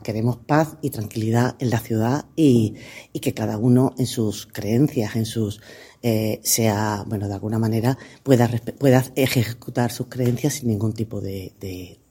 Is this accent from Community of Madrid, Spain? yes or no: no; Ceuta, Spain; somos todos ceutíes